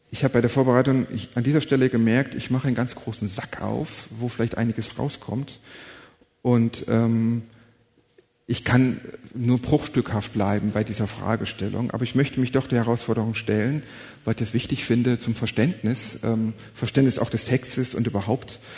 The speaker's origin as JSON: {"language": "German", "region": "North Rhine-Westphalia", "country": "Germany", "said": "Ich komme aus dem Siegerland, meine Eltern ähm, sind auch Christen, mein Vater war Pastor"}